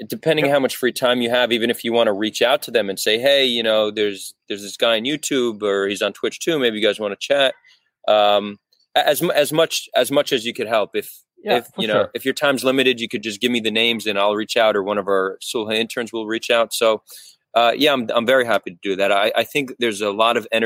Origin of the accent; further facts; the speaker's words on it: United States; also born or lived in Israel; I grew up in America, but I'm Israeli.